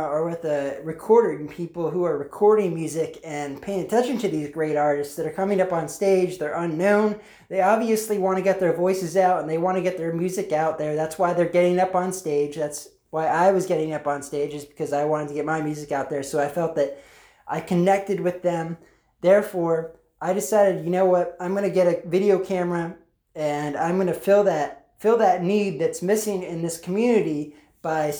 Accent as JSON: {"language": "English", "region": "Pennsylvania", "country": "United States", "said": "I'm from Pennsylvania"}